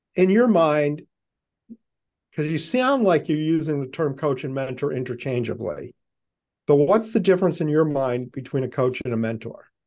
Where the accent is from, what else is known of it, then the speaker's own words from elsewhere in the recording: Boston, Massachusetts, United States; I'm from Boston